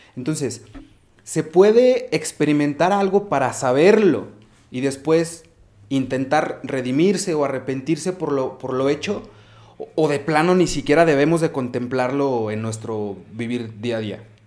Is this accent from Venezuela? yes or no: no; Mexico; nuestra fe y nuestra espiritualidad como sociedad, como cultura mexicana